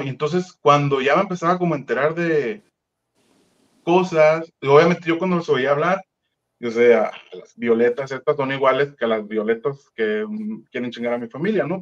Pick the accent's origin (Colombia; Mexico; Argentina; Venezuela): Mexico; Sonora; moved away as an adult; also born or lived in Mexico City; pues yo soy del estado de Sonora, vivo en un pueblito muy chiquito.